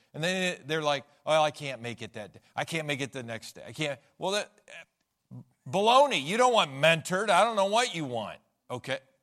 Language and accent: English; United States; we're American